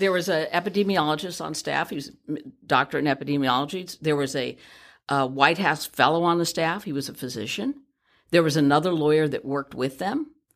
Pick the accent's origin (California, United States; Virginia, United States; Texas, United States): California, United States; San Francisco; born and raised in San Francisco